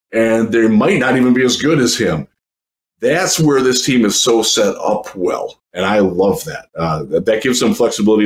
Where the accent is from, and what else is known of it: Cleveland, Ohio, United States; born or raised there